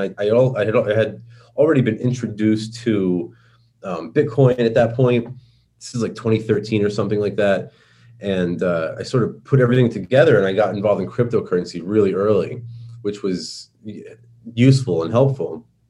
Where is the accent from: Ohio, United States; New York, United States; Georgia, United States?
New York, United States; accent: New York; I speak with my New York accent